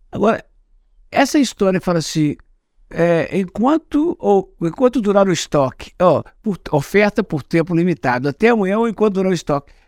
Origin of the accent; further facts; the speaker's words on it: Minas Gerais, Brazil; eu como sou mineiro e sou de outra geração